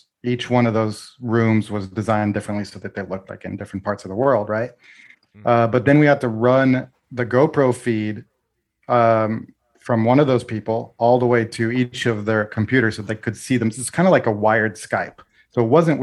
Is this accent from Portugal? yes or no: yes; Portugal; moved away; I'm Portuguese. I grew up in Portugal